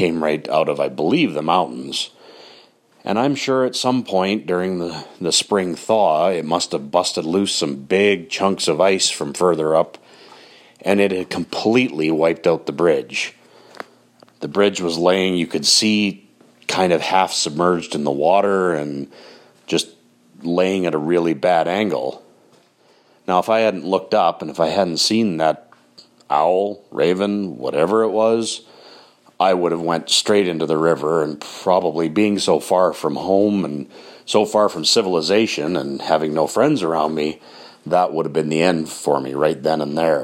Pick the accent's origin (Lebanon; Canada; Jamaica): Canada; Grande Prairie, Alberta; where I grew up in Grand Prairie, Alberta.